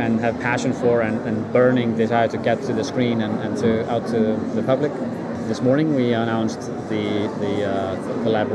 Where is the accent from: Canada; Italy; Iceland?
Iceland; from Iceland, working as a producer for Act 4